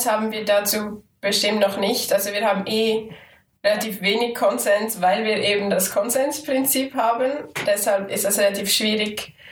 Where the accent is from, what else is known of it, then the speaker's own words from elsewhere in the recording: Aargau, Switzerland; Und ich als Aargauerin, die aber in Zürich studiere, bin also ein bisschen zwischen den Stühlen manchmal.